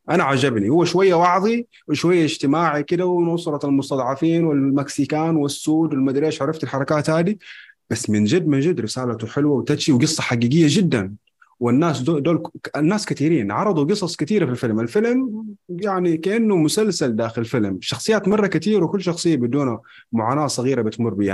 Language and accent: Arabic; Mecca, Makkah Province, Saudi Arabia; من مكة